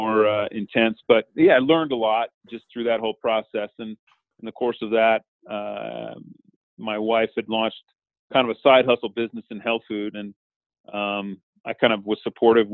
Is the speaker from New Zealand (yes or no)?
no; Montana, United States; Montana, that's where I'm from. So, born and raised in Montana